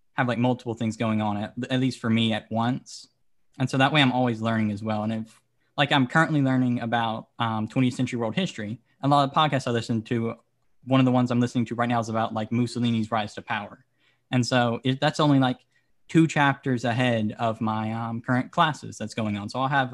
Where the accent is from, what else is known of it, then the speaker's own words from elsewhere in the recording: Louisiana, United States; moved away; also born or lived in South Florida; I am currently living in South Florida, but I'm from Louisiana